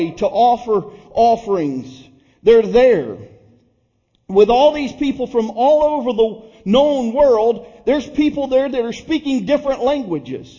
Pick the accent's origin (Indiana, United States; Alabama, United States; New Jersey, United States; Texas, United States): Alabama, United States; Red Level; accent: country boy; first language English; I'm from Red Level